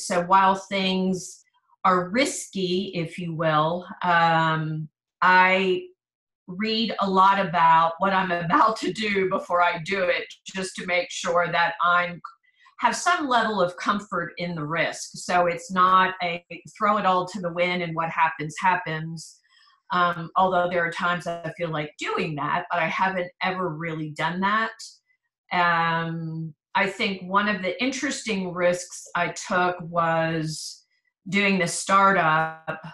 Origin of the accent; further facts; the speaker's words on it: East Coast, United States; moved away as an adult; also born or lived in Philadelphia / Maryland; now in Texas, United States; I grew up on the East Coast. I was born in Philadelphia and lived between Pennsylvania and Maryland until I graduated from high school